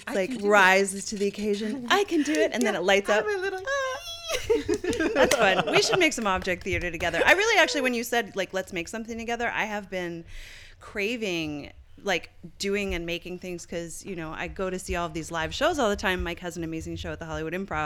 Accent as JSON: {"language": "English", "region": "Newfoundland and Labrador", "country": "Canada", "tie": "born or raised there", "moved": "yes", "said": "the strip club in my hometown of Newfoundland"}